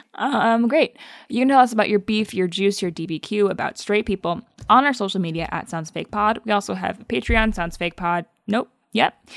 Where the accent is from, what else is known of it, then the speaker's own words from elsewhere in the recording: Michigan, United States; accent: Midwestern; we're both from Michigan